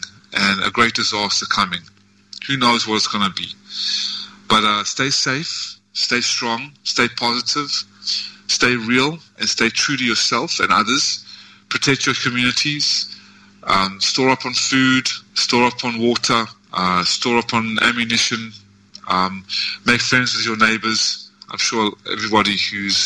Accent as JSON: {"language": "English", "country": "South Africa", "also_born_or_lived": "United States", "moved": "yes", "lives_now": "Vietnam", "said": "I am in Vietnam and I come from South Africa"}